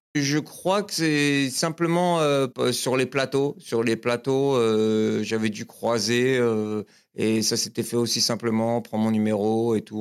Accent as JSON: {"language": "French", "town": "L'Île-Saint-Denis", "region": "Île-de-France", "country": "France", "tie": "born or raised there", "also_born_or_lived": "Épinay-sur-Seine", "said": "je suis né à Épinay-sur-Seine, dans le 93. Et j'ai grandi jusqu'à mes 13 ans. J'étais dans la banlieue parisienne, j'étais à, à Lille-Saint-Denis"}